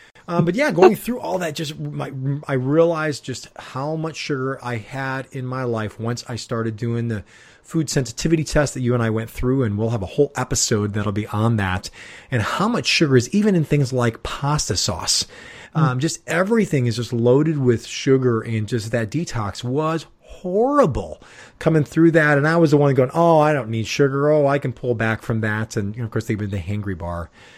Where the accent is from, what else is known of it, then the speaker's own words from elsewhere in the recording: Chicago, Illinois, United States; Since we're from Chicago.